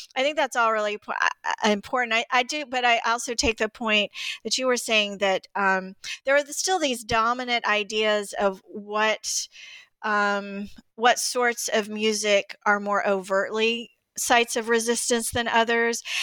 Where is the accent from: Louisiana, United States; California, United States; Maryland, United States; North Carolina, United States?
North Carolina, United States; Greensboro; I grew up in Greensboro, North Carolina, too